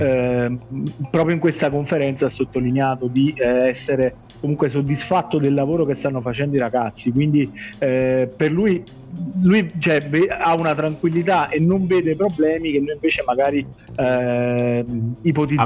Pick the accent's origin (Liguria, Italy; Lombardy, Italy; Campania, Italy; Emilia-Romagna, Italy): Campania, Italy; Naples; siamo tifosi del, del Napoli, siamo napoletani